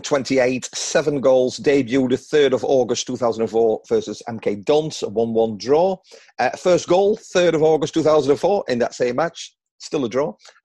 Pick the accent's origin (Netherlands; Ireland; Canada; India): Netherlands; I'm Dutch.